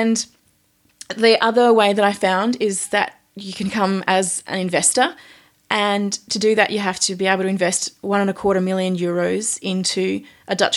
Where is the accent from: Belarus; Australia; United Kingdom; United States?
Australia; moved away as an adult; now in Almere, Netherlands; I'm an Australian and I've been living here in Almere, actually, for about 9 years